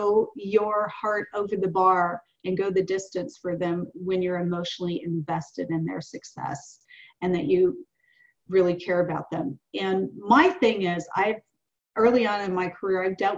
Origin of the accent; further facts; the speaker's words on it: the South, United States; I'm 58 years old and I'm from the South